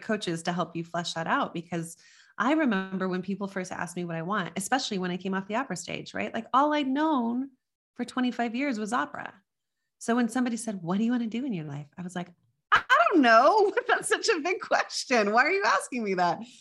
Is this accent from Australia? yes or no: no; Las Cruces, New Mexico, United States; moved away; I grew up in Las Cruces, New Mexico, which is on the border near El Paso, Texas.